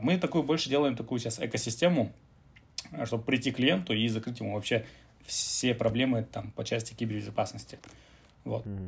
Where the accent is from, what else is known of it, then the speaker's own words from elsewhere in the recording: Kazakhstan; мы там а, родом типа из Казахстана